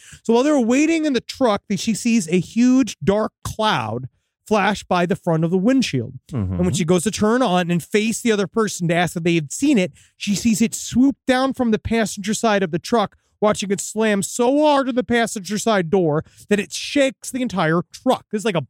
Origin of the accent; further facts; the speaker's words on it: Oak Island, Nova Scotia, Canada; Now, while growing up in Oak Island, I've always known the legend of six people dying looking for this treasure, which is true.